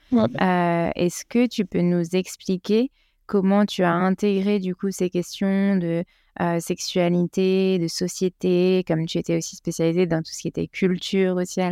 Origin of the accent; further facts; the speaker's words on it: France; en tant que Français